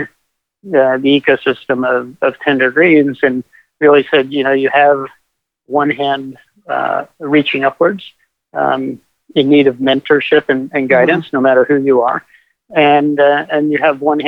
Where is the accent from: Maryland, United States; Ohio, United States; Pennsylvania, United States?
Pennsylvania, United States; Kutztown; moved away; also born or lived in Boston / California; So I grew up in Kutztown, Pennsylvania, about 5 minutes away from the Rodale Institute